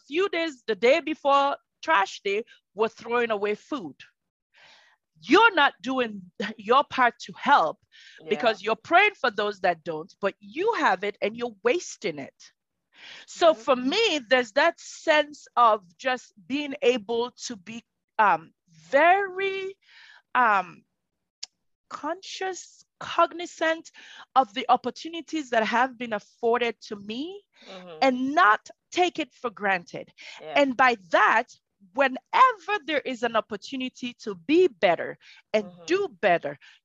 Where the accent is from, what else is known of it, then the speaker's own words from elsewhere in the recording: Southern Province, Sierra Leone; moved away; I am from Sierra Leone. I'm a Sierra Leonean born. My toddler or little age years were in southern Sierra Leone in the Pujon area.